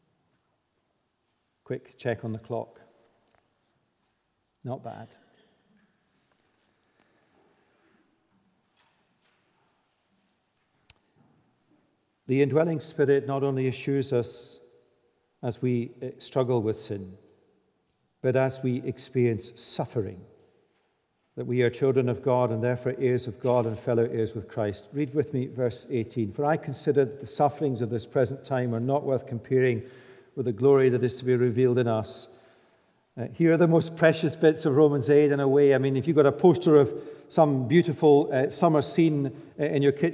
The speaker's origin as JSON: {"language": "English", "region": "Scotland", "country": "United Kingdom", "said": "we're Scottish."}